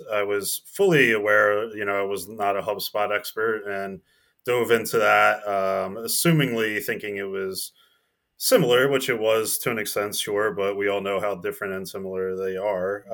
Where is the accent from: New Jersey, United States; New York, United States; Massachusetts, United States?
New Jersey, United States; I'm, I'm from New Jersey, so I was in Princeton, New Jer-, New Jersey.